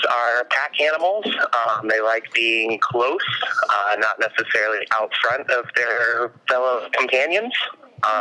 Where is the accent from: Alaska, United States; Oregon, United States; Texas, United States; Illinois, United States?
Alaska, United States; Growing up in Alaska the way I did, I left the state one time when I was 15